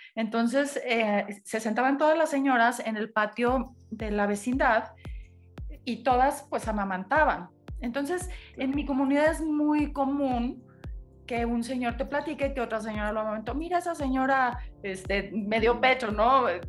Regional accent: Mexico; los mexicanos somos peculiares

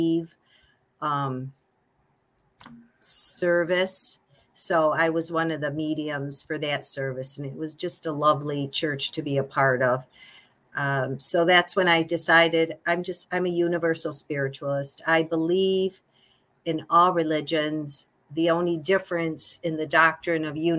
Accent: Auburn, New York, United States; I'm from Auburn, New York, which is about 45 minutes from Syracuse and about an hour from Rochester

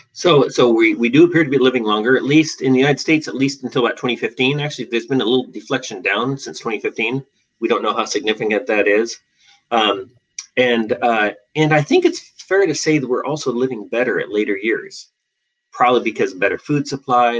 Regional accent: Western Australia, Australia; moved away as an adult; also born or lived in Seattle, Washington, United States; now in Portland, United States; I was born in Seattle and raised in Western Australia, um, where I did all my education, and uh, and came back to Portland.

